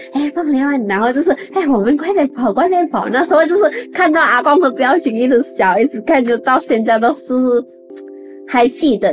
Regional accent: Indonesia; Chinese is a second language; moved away as an adult; also born or lived in Chiayi, Taiwan; now in Taipei, Taiwan; 我是印尼人，来台湾已经十二年

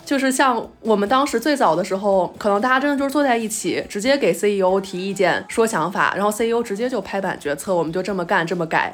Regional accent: Beijing, China; 我作为一个北京人

